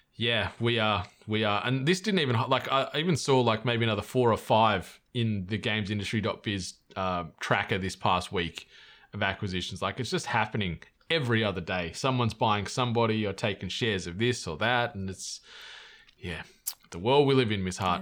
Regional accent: Australia; I'm Australian

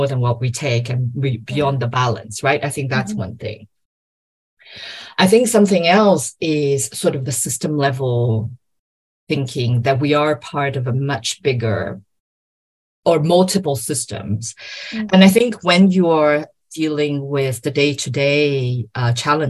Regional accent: Brazil; I am Brazilian. I was born and raised in Brazil

